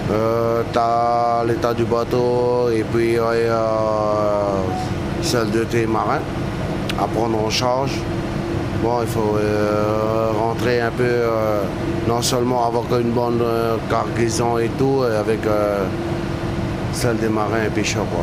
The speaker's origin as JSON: {"language": "French", "country": "Wallis & Futuna", "said": "Et comme je ne suis pas d'ici, bon. T'es originaire d'où euh, De Wallis."}